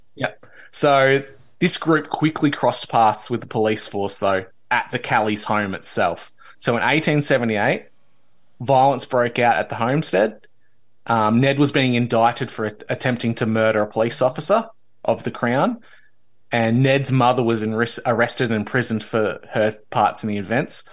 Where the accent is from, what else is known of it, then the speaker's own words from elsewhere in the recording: Victoria, Australia; the then British colony of Victoria, which is my home state